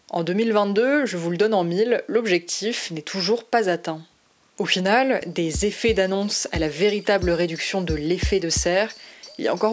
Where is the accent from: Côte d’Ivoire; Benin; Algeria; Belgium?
Côte d’Ivoire; now in France; je suis issue de l'immigration. Je suis de Côte d'Ivoire et ça fait une dizaine d'années que je suis en France.